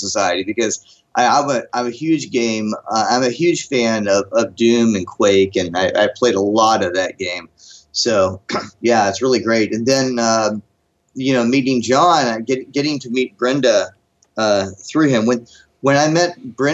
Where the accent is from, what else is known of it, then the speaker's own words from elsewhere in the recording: Huntington, West Virginia, United States; moved away; My hometown is in Huntington, West Virginia